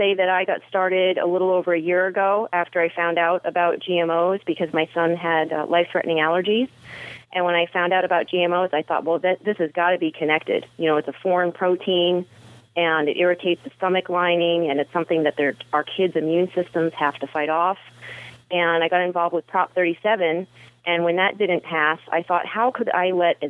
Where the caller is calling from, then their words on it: Mission Viejo, California, United States; I'm calling in from Orange County, Mission Viejo in California.